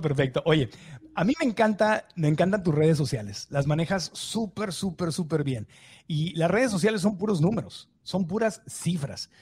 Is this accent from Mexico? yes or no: yes; Mexico; now in United States; yo crecí en México